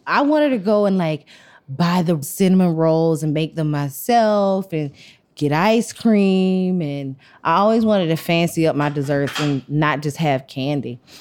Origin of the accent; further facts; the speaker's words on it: Athens, Georgia, United States; So I grew up in Athens, mm-hmm. which is like a small college town 60 miles outside of Atlanta.